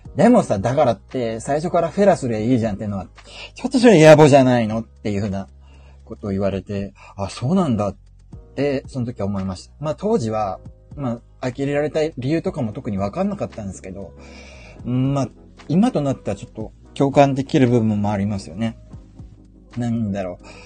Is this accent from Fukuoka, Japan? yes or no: yes; Fukuoka, Japan; also born or lived in Yamaguchi / Tokyo; 福岡は、あのー、ふるさとなんで、あのー、よく福岡に帰ってたんですよね